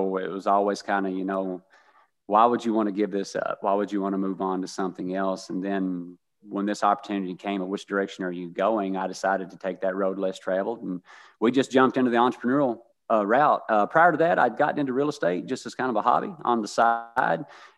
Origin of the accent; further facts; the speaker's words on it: Kentucky, United States; I grew up very humble in Eastern Kentucky, a coal mining town, not a lot of industry, not a lot of income there, kind of a revolving society.